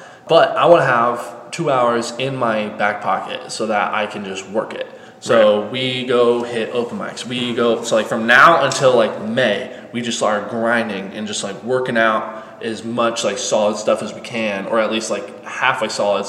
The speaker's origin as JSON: {"language": "English", "region": "Colorado", "country": "United States", "said": "And I went up and I said, hey, I'm from Colorado. Like, I drove all the way here."}